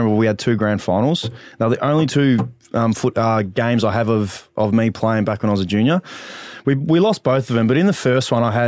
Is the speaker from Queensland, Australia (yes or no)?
no; Dandenong, Victoria, Australia; I grew up in Dandenong, played my local footy for Noble Park